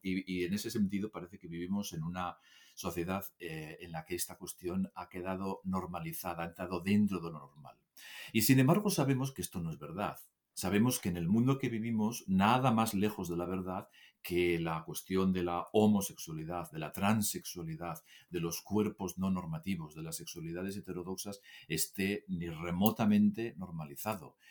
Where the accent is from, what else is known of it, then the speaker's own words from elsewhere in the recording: Asturias, Spain; Yo soy de Asturias